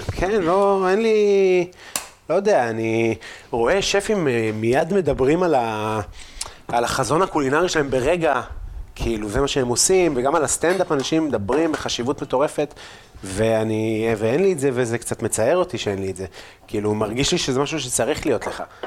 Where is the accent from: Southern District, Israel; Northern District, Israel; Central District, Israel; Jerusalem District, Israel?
Northern District, Israel; Afula; moved away; also born or lived in Tel Aviv; אני גם לא גדלתי בעפולה, אני גדלתי בגבעה